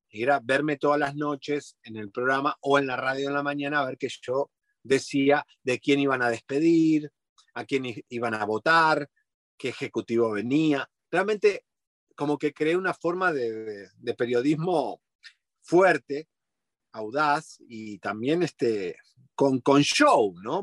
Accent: Argentina; moved away as an adult; now in Miami, United States; soy argentino

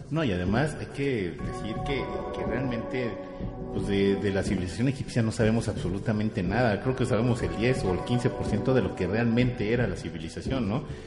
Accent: Mexico; nosotros mismos como mexicanos

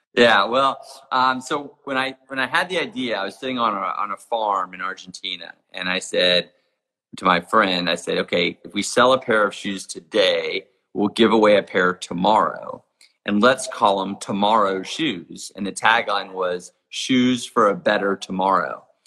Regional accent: Jackson Hole, Wyoming, United States; my hometown of Jackson Hole, Wyoming

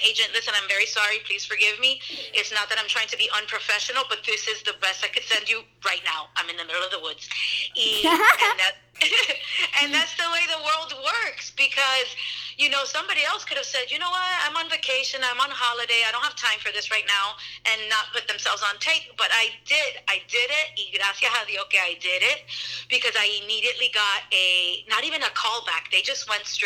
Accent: Miami, Florida, United States; moved away as an adult; also born or lived in Los Angeles; now in New Smyrna Beach, United States; I was born and raised in Miami, and my family is Cuban

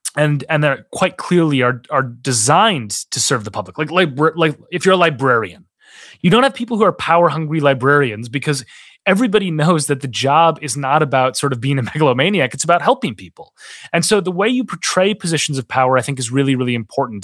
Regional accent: Minnesota, United States; moved away; I worked on a political campaign in my home state of Minnesota

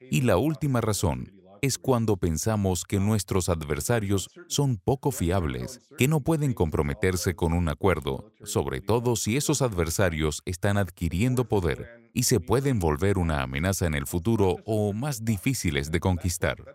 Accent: Chicago, Illinois, United States; su índice de homicidios es solo el tercio del índice de mi ciudad natal, Chicago

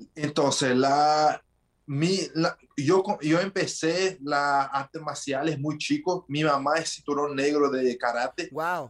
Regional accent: Brasília, Federal District, Brazil; Spanish is a second language; also born or lived in New Jersey, United States; yo nací en Estados Unidos, entonces en New Jersey, por eso también aprendí el, inglés de chico. Y me vine para Brasil cuando tenía de 6 para 7 años y crecí acá en Brasil

